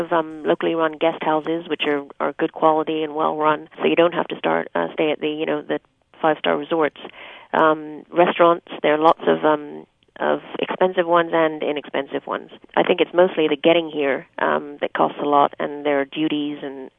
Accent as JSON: {"language": "English", "country": "Bermuda", "said": "I have a Bermudian passport, mm-hmm. but I have British rights as well."}